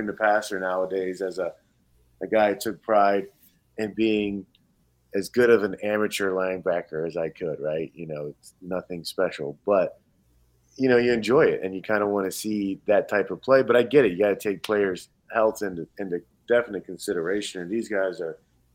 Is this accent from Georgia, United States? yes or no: yes; Georgia, United States; now in Wisconsin, United States; I'm a kid from Georgia, so the Georgia Bulldogs, you know, were my team growing up